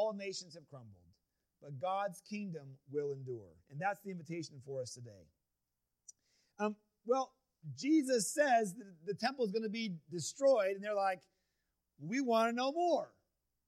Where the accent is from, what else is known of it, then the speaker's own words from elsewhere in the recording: United States; growing up in the United States